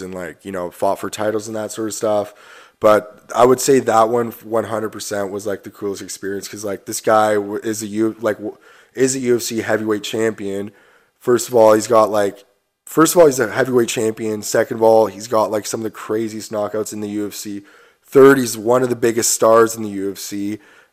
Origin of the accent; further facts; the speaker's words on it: Stratford, Ontario, Canada; I'm from Stratford, and like growing up in Stratford, everyone wants to play hockey